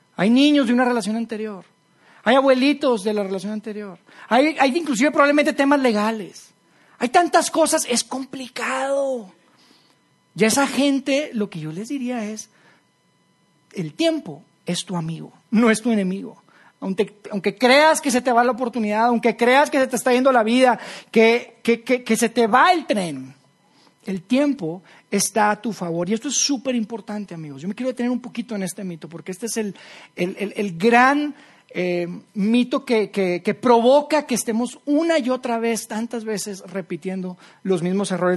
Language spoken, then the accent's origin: Spanish; Monterrey, Nuevo León, Mexico; moved away; mi familia y, yo somos de, somos de Monterrey